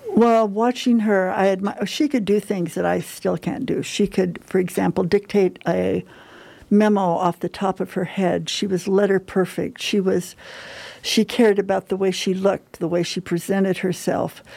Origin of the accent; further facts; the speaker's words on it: Huntington Park, California, United States; I grew up in Huntington Park, California, which is in Southern California